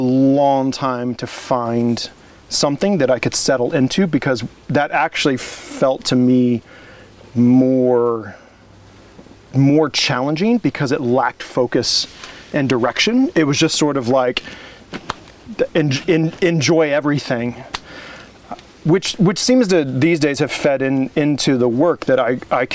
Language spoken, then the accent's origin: English; Indiana, United States; moved away as an adult; also born or lived in Orange County, California / Montgomery, Alabama; now in Oregon, United States; I grew up in Indiana